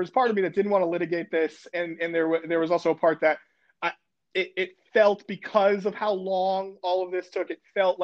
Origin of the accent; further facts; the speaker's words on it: Connecticut, United States; moved away; I grew up in Connecticut